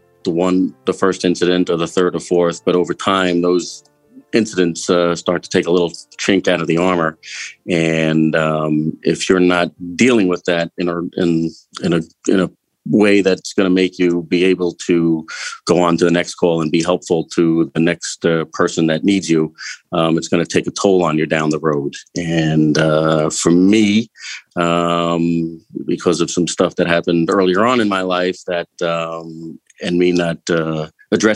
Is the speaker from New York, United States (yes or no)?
yes; Eastern Long Island, New York, United States; I grew up on Eastern Long Island.